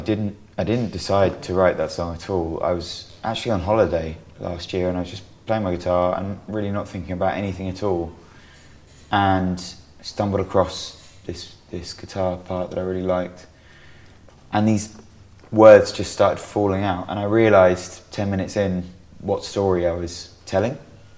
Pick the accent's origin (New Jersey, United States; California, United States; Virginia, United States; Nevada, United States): New Jersey, United States; I went back to the beach town that we used to go to as kids, growing up in New Jersey